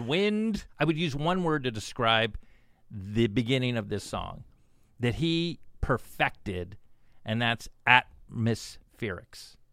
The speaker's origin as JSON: {"language": "English", "town": "Plantation", "region": "Florida", "country": "United States", "tie": "born or raised there", "also_born_or_lived": "Silver Spring, Maryland", "said": "Then I ended up in Plantation, Florida"}